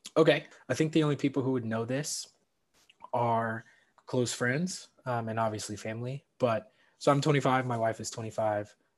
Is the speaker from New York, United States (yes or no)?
no; St. Louis, Missouri, United States; moved away as an adult; also born or lived in South Bend, Indiana; growing up in St. Louis